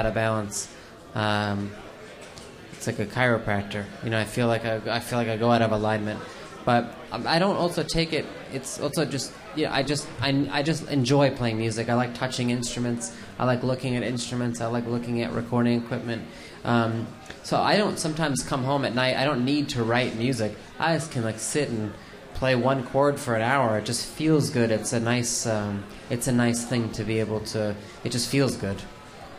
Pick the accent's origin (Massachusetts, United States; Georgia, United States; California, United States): California, United States; Los Angeles; I grew up in Los Angeles